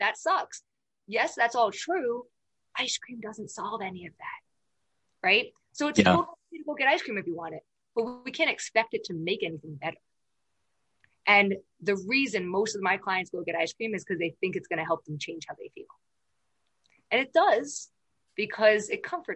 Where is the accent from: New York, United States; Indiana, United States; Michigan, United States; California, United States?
New York, United States; I'm from New York